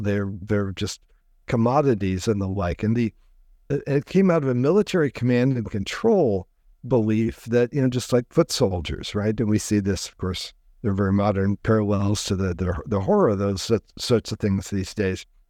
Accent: DeKalb, Illinois, United States; now in West Coast, United States; I grew up in the Midwest, uh, a, a small university town. My parents were college professors, uh, called DeKalb, Illinois

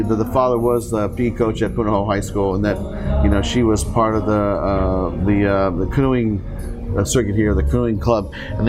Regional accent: Seoul, South Korea; I mean, I come from a military household, right? I mean, I grew up in Seoul, Korea, not too far from the base.

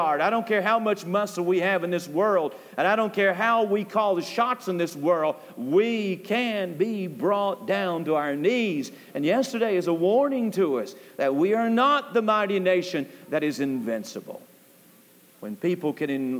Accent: United States; we as American people

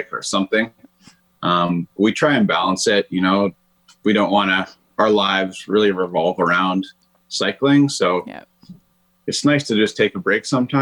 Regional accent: Bracebridge, Ontario, Canada; I grew up in Bracebridge

